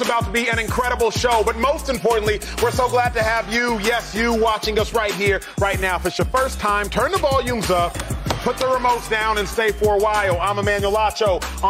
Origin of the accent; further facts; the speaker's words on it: Dallas, Texas, United States; I grew up in Dallas, Texas, Highland Park High School, where Matthew Stafford went to school.